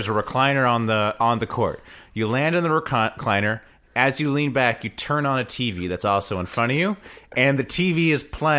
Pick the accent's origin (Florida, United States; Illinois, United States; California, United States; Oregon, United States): California, United States; Huntington Beach; I grew up in Huntington Beach where the weather was beautiful all the time.